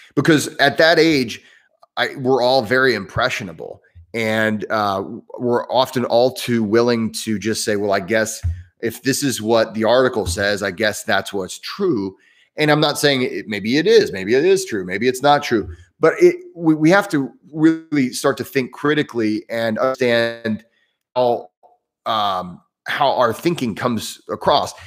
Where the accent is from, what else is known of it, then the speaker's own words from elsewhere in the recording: Southern Indiana, United States; accent: Midwestern, somewhat southern; also born or lived in New York City; I'm in the southern part of Indiana, which is why I sound somewhat southern. uh, my, I have that Midwestern accent. Um, and, but, you know, if, if you're from Indiana, you might be from Northern, Northern Indiana. I'm from Southern Indiana